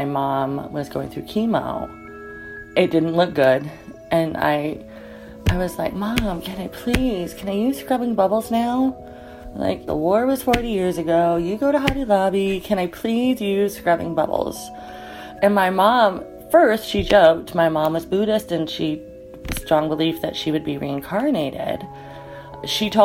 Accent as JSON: {"language": "English", "region": "Utah", "country": "United States", "also_born_or_lived": "Denali National Park, Alaska", "moved": "yes", "lives_now": "Alaska, United States", "said": "I currently live in Denali National Park, Alaska, but I'm originally from Utah."}